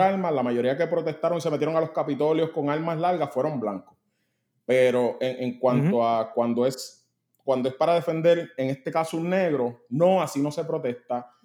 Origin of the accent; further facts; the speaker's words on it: Puerto Rico; yo soy puertorriqueño